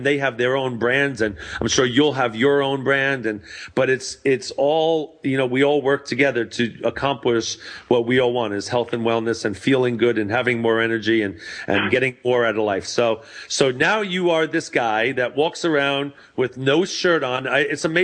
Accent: New York, United States; also born or lived in Long Island, New York; now in Santa Clarita, United States; I'm a New York boy

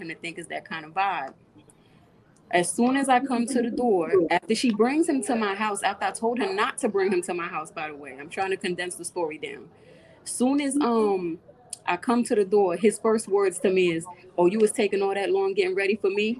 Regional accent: Jersey City, New Jersey, United States; We're from Jersey. I grew up in Jersey City

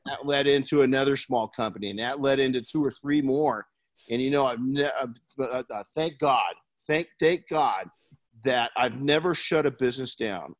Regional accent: Colton, California, United States; I grew up in Colton

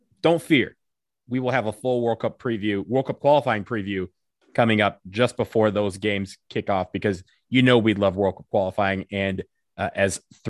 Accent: Michigan, United States; I'm from Michigan, so I am half Canadian by association.

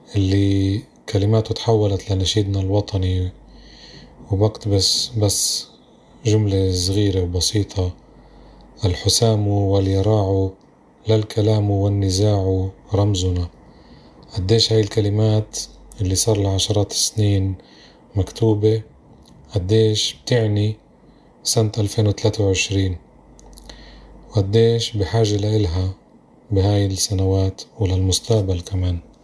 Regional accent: Palestine; إحنا بالآخر فلسطينيين أباً عن جد

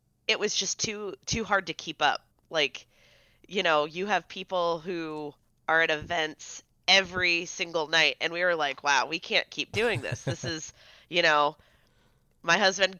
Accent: San Diego, California, United States; moved away; I grew up in San Diego

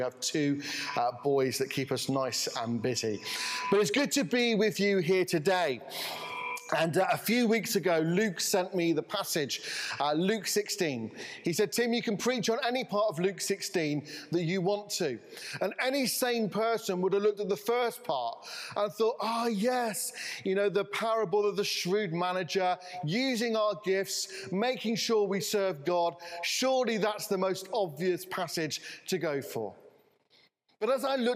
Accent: Saltash, South West England, United Kingdom; I'm from Cornwall, Saltash

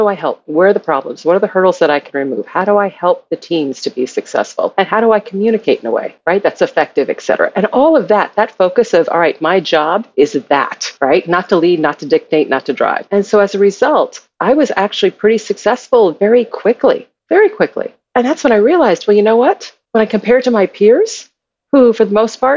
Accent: United States; growing up in America, treated as a Black person

